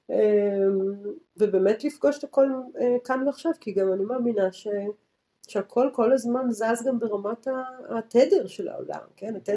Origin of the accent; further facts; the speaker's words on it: Tel Aviv, Tel Aviv District, Israel; מתל אביב בתור תל אביבית, לעלות לערים של ירושלים